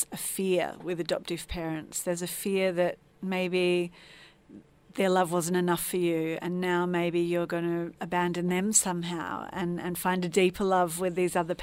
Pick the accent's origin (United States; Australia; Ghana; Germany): Australia; Adelaide, South Australia; moved away as an adult; now in Melbourne, Australia; I've been living in Melbourne for about 25 years, but I actually was born and raised in Adelaide